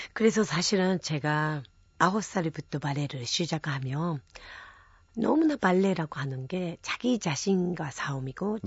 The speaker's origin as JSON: {"language": "Korean", "country": "Japan", "tie": "born or raised there", "second_language": "Korean", "moved": "as an adult", "lives_now": "South Korea", "said": "제가 일본에서 태어나서 어, 대학교까지 학창 시절을 일본에서 보냈죠"}